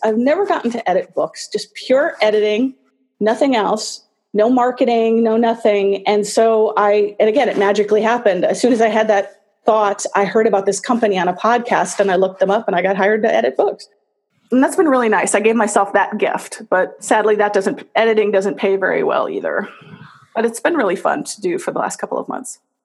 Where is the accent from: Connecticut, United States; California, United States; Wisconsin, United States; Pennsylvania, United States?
Wisconsin, United States; La Crosse; moved away as an adult; now in New York, United States; I grew up on the west side of Wisconsin